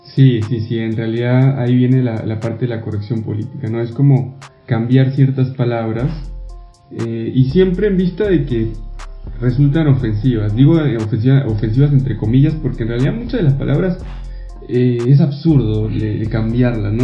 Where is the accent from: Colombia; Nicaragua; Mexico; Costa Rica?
Mexico; moved away; yo soy mexicano, todos lo saben acá